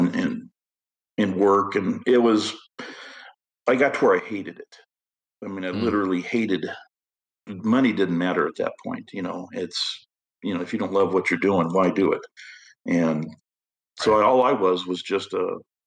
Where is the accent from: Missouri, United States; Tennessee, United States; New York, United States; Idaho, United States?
Idaho, United States; moved away; I grew up in Idaho, and Idaho is, you know, country type living is what I was used